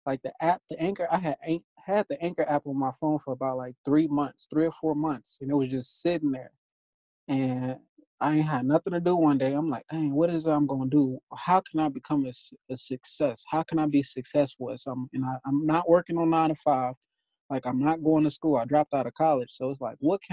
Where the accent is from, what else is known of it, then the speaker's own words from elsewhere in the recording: Gary, Indiana, United States; now in Las Vegas, United States; I live in Las Vegas, but I'm from Gary, Indiana.